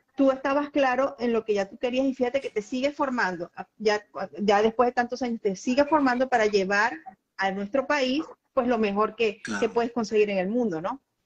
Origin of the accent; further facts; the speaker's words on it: Venezuela; ambos somos venezolanos